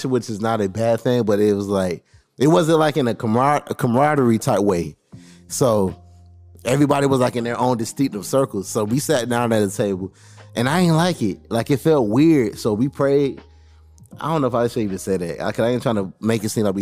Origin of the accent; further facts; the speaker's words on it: Daytona Beach, Florida, United States; it's in my hometown